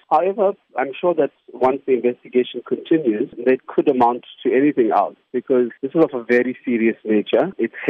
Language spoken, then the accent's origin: English; South Africa; as a South African